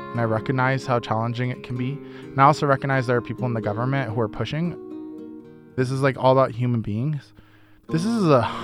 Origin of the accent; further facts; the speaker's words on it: Denver, Colorado, United States; When I was like 14 years old, we moved from West Denver to East Denver, and it was a former Superfund site.